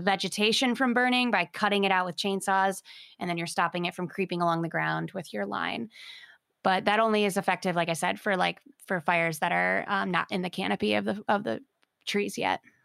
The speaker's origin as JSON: {"language": "English", "region": "Michigan", "country": "United States", "tie": "born or raised there", "moved": "yes", "said": "I'm from Michigan. Growing up there, didn't really have wildfire in my consciousness."}